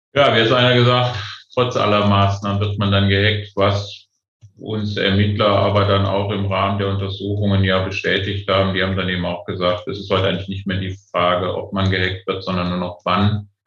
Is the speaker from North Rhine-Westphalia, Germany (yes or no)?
yes; Aachen, North Rhine-Westphalia, Germany; ich bin Aachener, aber meine Eltern kommen aus allen Teilen der, Deut der Republik, aus dem Osten und aus Westfalen.